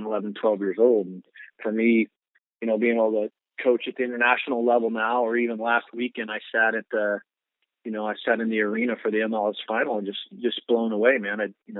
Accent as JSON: {"language": "English", "town": "Bakersfield", "region": "California", "country": "United States", "tie": "born or raised there", "moved": "yes", "said": "we grew up in, Bakersfield's kind of a rough and tumble town"}